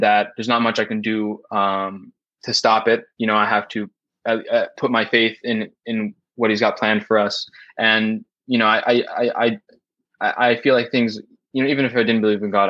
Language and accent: English; United States; I am an American